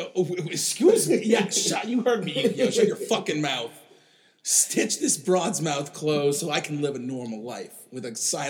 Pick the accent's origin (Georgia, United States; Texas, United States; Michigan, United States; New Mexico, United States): Michigan, United States; Ann Arbor; I grew up in Ann Arbor, Michigan, and my sister loves anime.